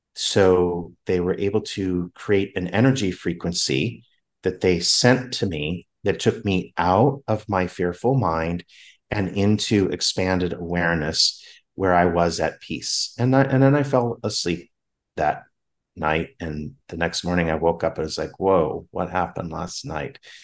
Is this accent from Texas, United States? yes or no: no; Southern California, United States; moved away; I'm from Southern California